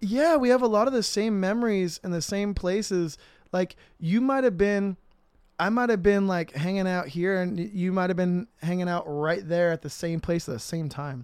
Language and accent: English; Riverside, California, United States; also born or lived in Corona, California; I'm from Riverside, but I moved to Corona from third grade to, like, basically right before sixth grade.